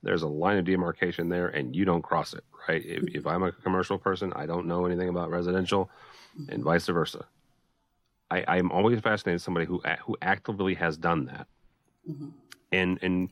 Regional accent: St. Louis, Missouri, United States; I'm born and raised in St. Louis

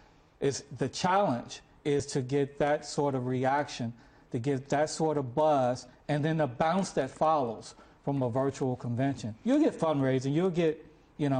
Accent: Chicago, Illinois, United States; I'm from Chicago

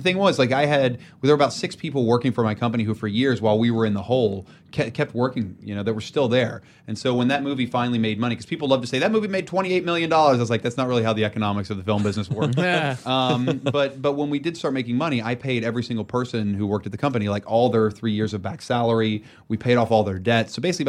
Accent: Beckley, West Virginia, United States; Where I grew up in Beckley, West Virginia, I have yet to have a movie I've made play where I grew up.

